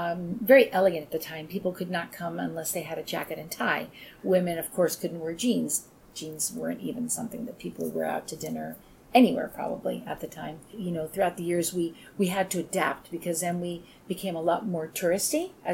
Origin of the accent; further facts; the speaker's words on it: Long Island, New York, United States; also born or lived in Italy; My siblings and I were all born in the States. Mm-hmm. And my mom, while we were growing up on Long Island